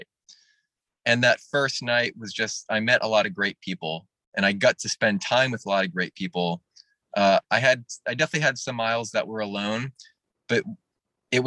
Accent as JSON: {"language": "English", "area": "New England", "region": "Vermont", "country": "United States", "tie": "born or raised there", "said": "I'm from New England, so like I'm used to like really good foliage, and I don't think I have seen foliage that beautiful since I was like a kid in Vermont"}